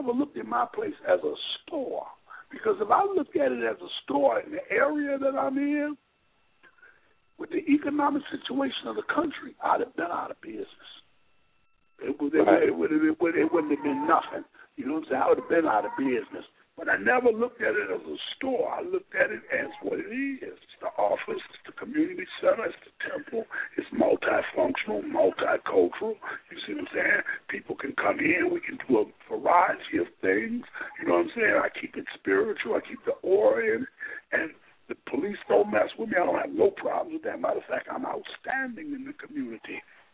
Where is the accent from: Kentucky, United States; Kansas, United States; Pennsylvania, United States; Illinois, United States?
Illinois, United States; Chicago; I grew up in Chicago. I grew up in the Lawndale community. I'm from the West Side